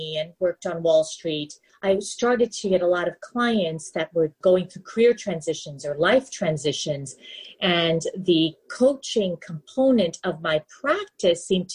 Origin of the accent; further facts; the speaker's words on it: New York City, New York, United States; moved away; I grew up in New York City, the Big Apple